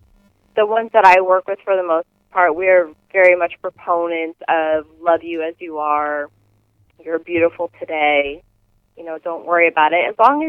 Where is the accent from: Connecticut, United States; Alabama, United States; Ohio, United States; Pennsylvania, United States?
Connecticut, United States; also born or lived in Illinois, United States / England; I grew up here in Connecticut and in Illinois and in England